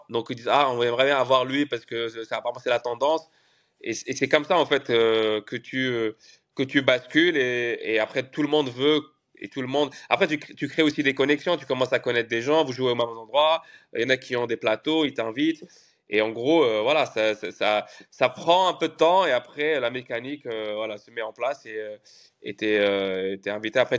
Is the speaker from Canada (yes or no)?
yes; Canada; moved away as an adult; now in Paris, France; En plus, moi, je suis arrivé du Canada, donc il y avait d'autres d'autres codes euh, à Paris.